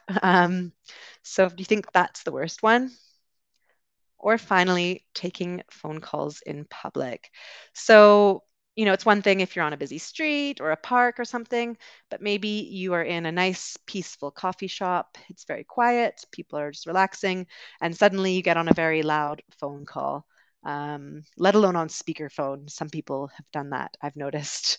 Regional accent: West Coast of Canada, Canada; moved away as an adult; also born or lived in United Kingdom; I'm originally from Canada, grew up on the West Coast, um, also lived in the U K for a little while

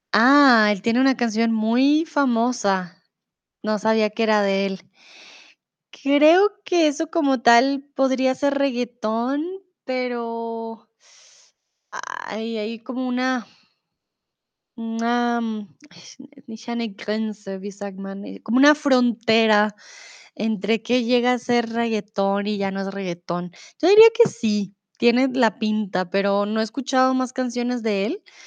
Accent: Bogotá, Colombia; also born or lived in Mexico; now in Germany; soy de Colombia, de Bogotá, y em, comúnmente vivo en Alemania, ahora estoy en México

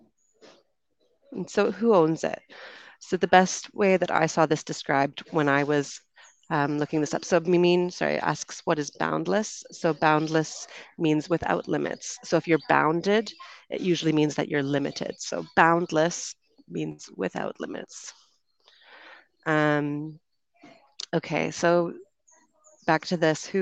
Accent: Canada; moved away as an adult; also born or lived in United Kingdom; now in Colombia; I'm from Canada, so that will be the accent you hear

